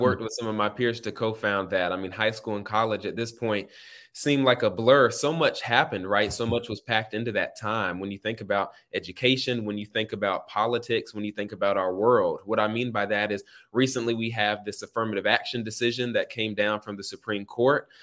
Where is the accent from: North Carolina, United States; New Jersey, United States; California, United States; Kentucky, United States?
North Carolina, United States; Raleigh; moved away as an adult; now in Atlanta, United States; I'm from the North Hills area. Grew up, uh, going to Douglas Elementary School